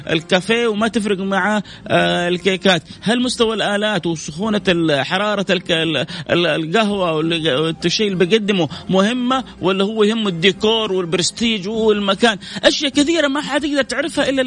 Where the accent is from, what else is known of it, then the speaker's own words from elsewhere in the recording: Saudi Arabia; شوف ايش اشهر المحلات الستيك عندنا في السعوديه اقول لهم تقبلوني انا سعودي ابغى اتوظف عندكم